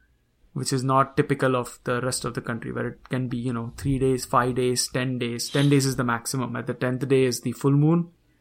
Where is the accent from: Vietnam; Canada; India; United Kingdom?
India; Mumbai, Maharashtra; I grew up, and so did Satish. We grew up in Mumbai or in Virans